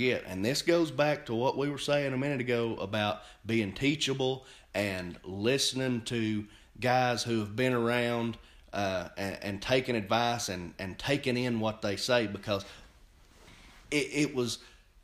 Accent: Cleveland, Tennessee, United States; Where are you from? I said, Cleveland, Tennessee

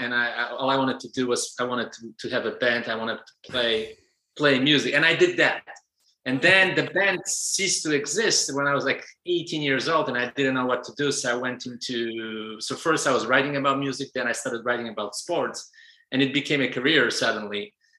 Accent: Germany; also born or lived in Poland / Tübingen; So I was born in Poland. I spent a big part of my childhood in Germany, first East Germany, then Germany period, because it was after 1989.

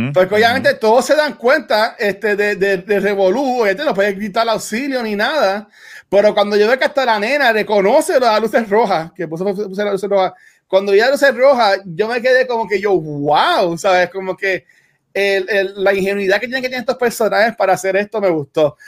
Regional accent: Canóvanas, Puerto Rico; soy de Canóvana

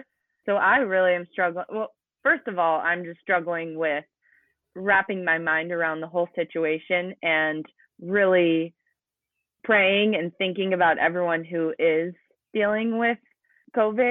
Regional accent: near Spearfish, South Dakota, United States; also born or lived in Arizona; that's only an hour away from my hometown. So growing up, we would do local triathlons

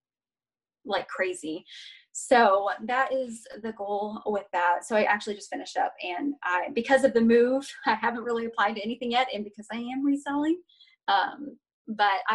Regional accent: Georgia, United States; moved away; I'm originally from Georgia. So I am a sweet Southern peach.

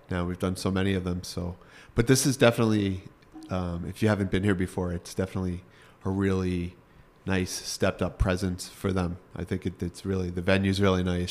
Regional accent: Congers, New York, United States; accent: Northeast; moved away as an adult; now in Connecticut, United States; I grew up in basically suburban New York City. I grew up in Rockland County

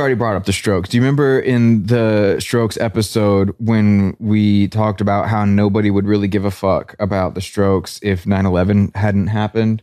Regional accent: Nashville, Tennessee, United States; We're from Nashville

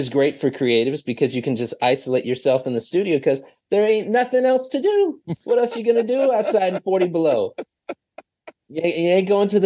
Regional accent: Minneapolis, Minnesota, United States; Thankfully, I'm not there right at this moment. I'm currently on tour in Atlanta, but yeah, yeah I'm from Minneapolis.

